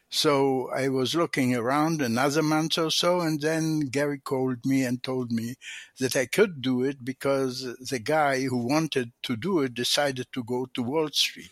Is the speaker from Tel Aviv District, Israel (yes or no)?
yes; Tel Aviv, Tel Aviv District, Israel; English is a second language; I grew up in Tel Aviv, Israel, Palestine at the time